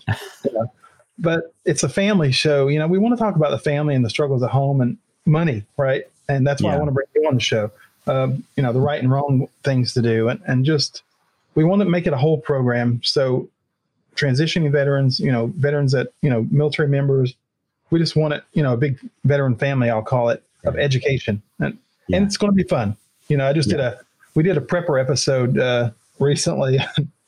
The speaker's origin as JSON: {"language": "English", "region": "West Virginia", "country": "United States", "tie": "born or raised there", "moved": "as an adult", "said": "I grew up in West Virginia. I was very poor."}